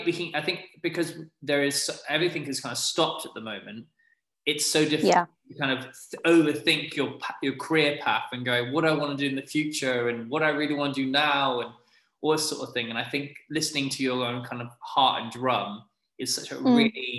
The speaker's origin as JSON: {"language": "English", "country": "United Kingdom", "said": "I'm British"}